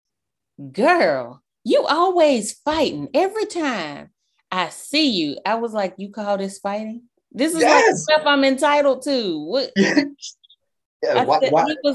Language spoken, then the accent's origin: English; the South, United States; I'm from the South.